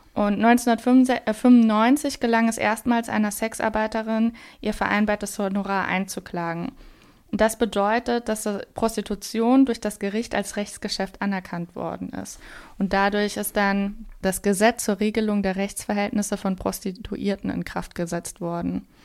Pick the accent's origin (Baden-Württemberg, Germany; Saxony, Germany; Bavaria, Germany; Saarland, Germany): Saarland, Germany; ich komme aus dem Saarland, also ganz nah an der französischen Grenze